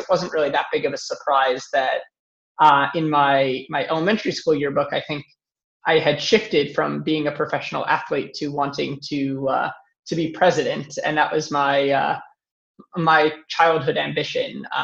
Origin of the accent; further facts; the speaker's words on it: New York, United States; also born or lived in Pittsburgh; I moved from Pittsburgh back to New York, where I'm from